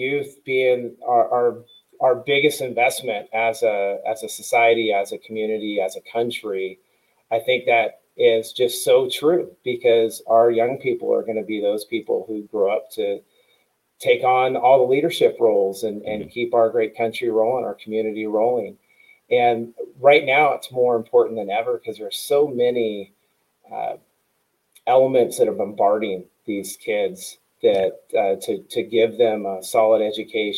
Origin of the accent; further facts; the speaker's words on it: Roseville, California, United States; also born or lived in Iowa; I am living and working in the community I grew up in here in Roseville, California